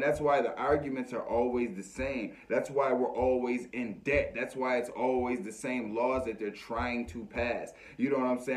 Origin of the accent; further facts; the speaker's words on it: United States; as American people